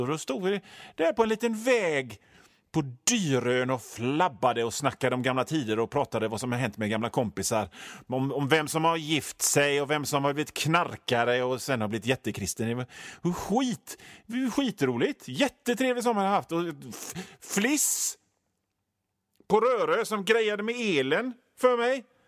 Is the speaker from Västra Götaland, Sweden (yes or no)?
yes; Hönö, Västra Götaland, Sweden; moved away; also born or lived in Gothenburg; det är där jag är född och uppväxt. Alltså inte på Öckerö utan på Hönö, men Hönö hör till Öckerö